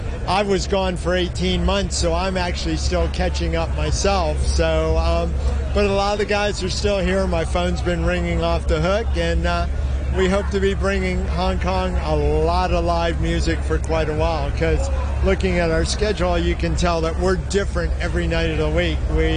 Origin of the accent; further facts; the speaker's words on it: Cleveland, Ohio, United States; I'm from Cleveland, Ohio.